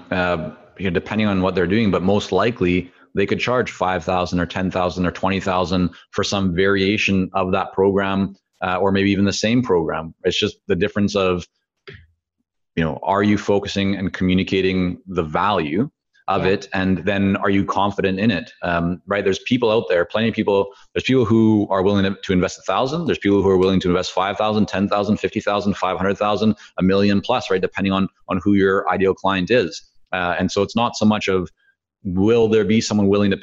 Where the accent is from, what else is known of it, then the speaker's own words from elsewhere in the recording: Vancouver, British Columbia, Canada; first language Hebrew; English is a second language; also born or lived in Toronto / Israel; I grew up in Vancouver. Well, I was born in Toronto. My parents moved us to Israel when I was very young. So my first language was actually Hebrew